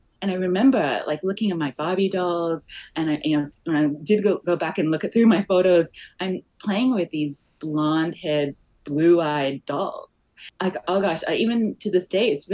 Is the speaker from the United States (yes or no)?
no; Australia; moved away as an adult; also born or lived in Malaysia; now in Canada; I grew up in Australia